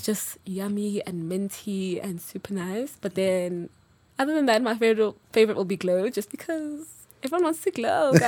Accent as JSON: {"language": "English", "town": "Durban", "region": "KwaZulu-Natal", "country": "South Africa", "moved": "yes", "lives_now": "Johannesburg, South Africa", "said": "I'm originally from Durban, so very much a Zulu girl. Um, but live in Joburg now, I'm based here."}